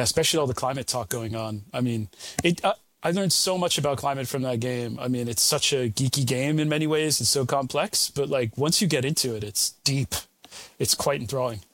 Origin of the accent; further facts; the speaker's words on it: United States; now in United Kingdom; I'm American originally, although American and British now these days